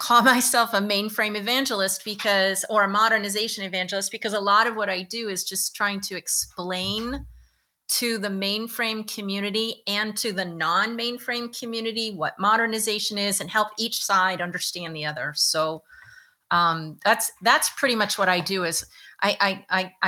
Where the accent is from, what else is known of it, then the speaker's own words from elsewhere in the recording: Virginia, United States; moved away as an adult; now in New York, United States; I'm from Virginia. I had no intention of moving to New York